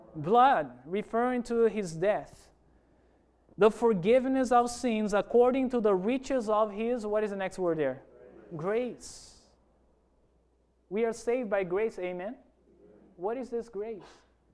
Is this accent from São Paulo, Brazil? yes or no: no; Amazonas, Brazil; English is a second language; Remember when I told you that I grew up in Amazon, in a city there? Remember that? Let me tell you about Amazon.